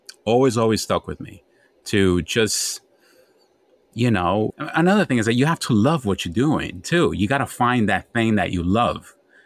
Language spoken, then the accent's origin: English; Bronx, New York, United States; also born or lived in Honduras; I came from Honduras, very young, third world country. Then came to New York and somehow survived the Bronx that was burning